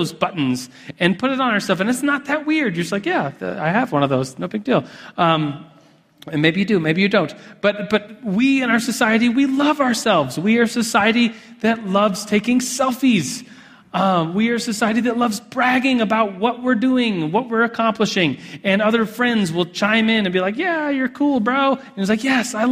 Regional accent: United States; as an American with endless opportunities

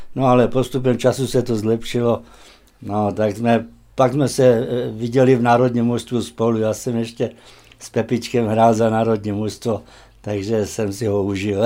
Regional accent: Horné Motešice, Trenčín Region, Slovakia; moved away; also born or lived in Malé Chlievany; Já jsem se narodil v Horních Motěšicích

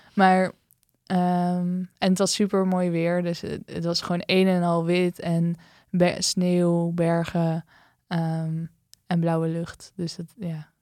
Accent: Netherlands; dat ik uit Nederland kwam

